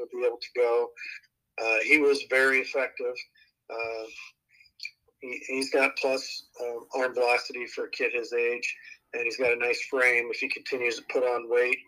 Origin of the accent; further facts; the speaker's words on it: Southwest Iowa, United States; growing up in Southwest Iowa, those kids will compete like crazy